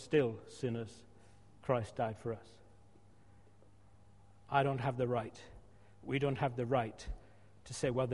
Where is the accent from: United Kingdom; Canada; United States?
United Kingdom; outskirts of Glasgow, Scotland; moved away; when I was 14, 15, in my uniform, we used to go around on a Friday night, we're in Scotland